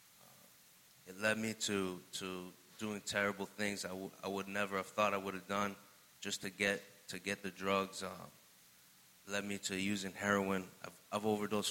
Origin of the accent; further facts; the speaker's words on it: Fitchburg, Massachusetts, United States; I'm from Fitchburg, Massachusetts. Growing up, I had a great life